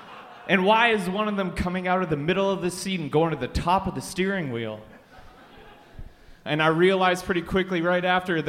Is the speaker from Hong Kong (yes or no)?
no; Saudi Arabia; So I grew up in Saudi Arabia. So I got a lot of weird, fucked up memories from that.